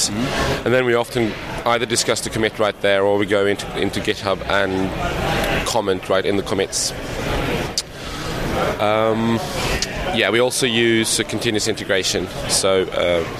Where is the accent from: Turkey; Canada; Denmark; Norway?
Norway; I'm from Norway.